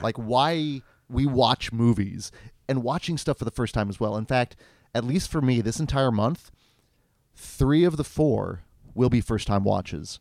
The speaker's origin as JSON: {"language": "English", "town": "Stanley", "region": "Kansas", "country": "United States", "tie": "born or raised there", "said": "I grew up in Stanley, Kansas, and Stanley, Kansas d-, no longer exists. It became enveloped"}